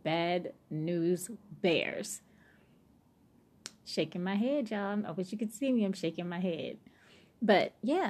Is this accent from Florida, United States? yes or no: no; New Orleans, Louisiana, United States; I'm from New Orleans